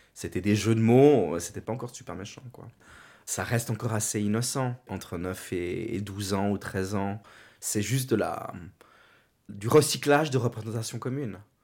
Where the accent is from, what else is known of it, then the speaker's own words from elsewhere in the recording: Meyrin, Geneva, Switzerland; also born or lived in Yverdon; now in Lausanne, Switzerland; je suis né en Suisse, à Genève, à Mérin.